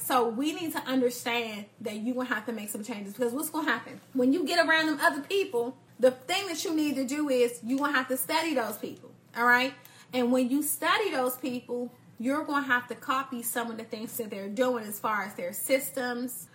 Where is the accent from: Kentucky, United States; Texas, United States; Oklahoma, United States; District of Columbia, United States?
District of Columbia, United States; Washington; I grew up in Northeast DC.